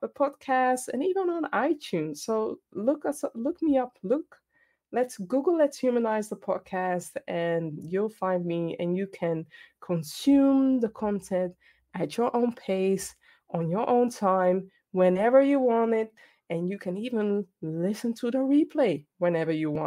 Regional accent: Ghana; I'm Ghanaian

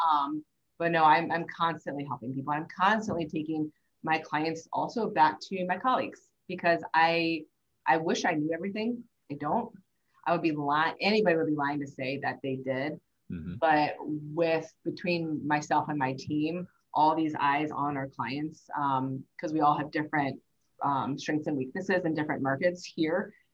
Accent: St. Louis, Missouri, United States; I grew up in St. Louis

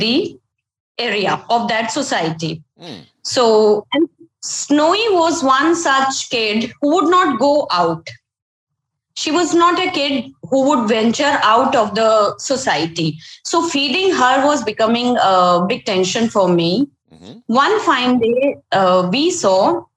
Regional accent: Ahmedabad, Gujarat, India; I'm from Ahmedabad. It's a very beautiful city, and it's summers now, so hot climate

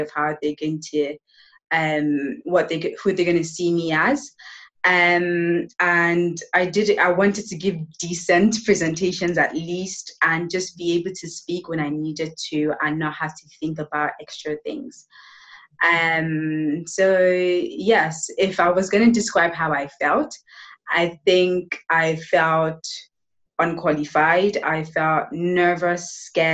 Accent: Nigeria; also born or lived in United Kingdom; now in Spain; I am from Nigeria.

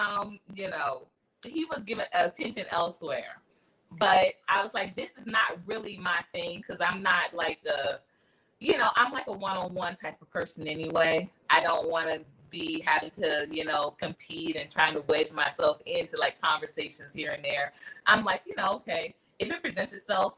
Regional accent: Philadelphia, Pennsylvania, United States; I'm from Philly. So, you know, we have like it's a certain accent from up top

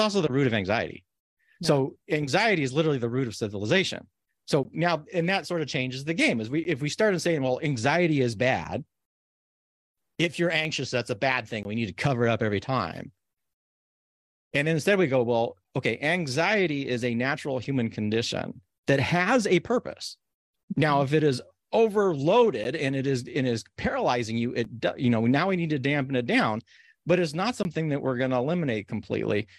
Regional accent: Corvallis, Oregon, United States; you grew up where I grew up in Corvallis, where it's like relatively one of the safest places

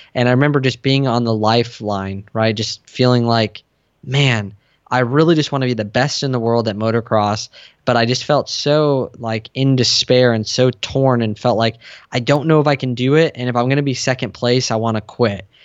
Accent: San Diego, California, United States; I grew up in San Diego

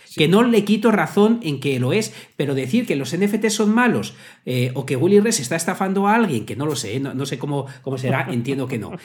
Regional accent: Salamanca, Castile and León, Spain; soy salmantino

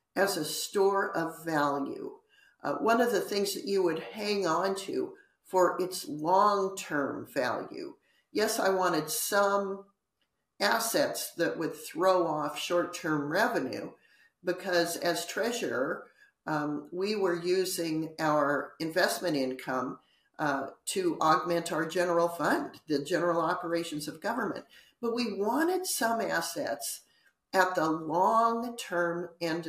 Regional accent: United States

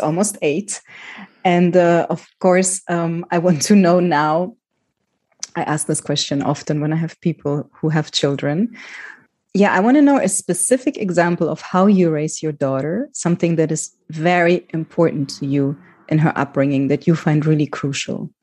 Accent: Germany; moved away; also born or lived in Greece; I grew up in Germany as a child with a migrant background

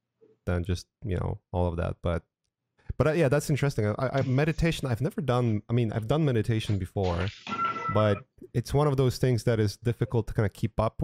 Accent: Poland; now in United States; I'm originally from Poland and I haven't been in Europe for years now. But I remember when I came to United States

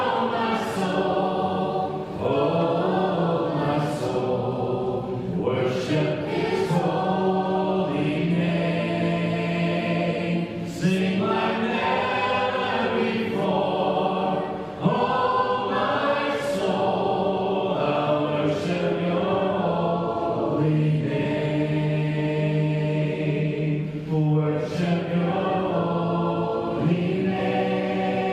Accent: Southwest Missouri, United States; moved away; my hometown church in Southwest Missouri

